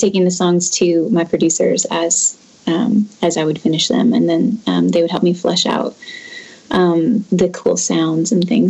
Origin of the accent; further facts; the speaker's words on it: Washington, United States; moved away as an adult; also born or lived in Murfreesboro, Tennessee; I'm originally from Washington State.